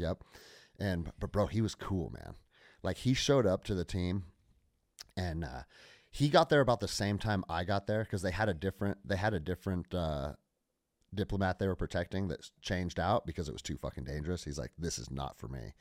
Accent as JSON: {"language": "English", "town": "Snohomish", "region": "Washington", "country": "United States", "tie": "born or raised there", "said": "I grew up outside of Seattle, Washington, in a small farm town called Snohomish"}